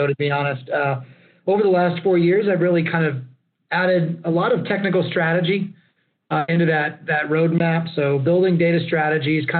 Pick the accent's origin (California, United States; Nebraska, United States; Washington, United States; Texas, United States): Texas, United States; Lockhart; born or raised there; also born or lived in Austin, Texas